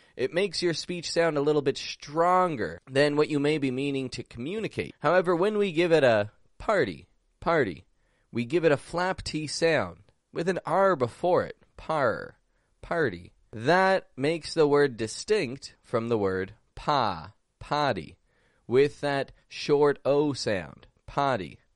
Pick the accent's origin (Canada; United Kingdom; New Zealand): Canada; Toronto, Ontario; now in Mexico; I'm from Toronto, and I'm actually back up in Canada today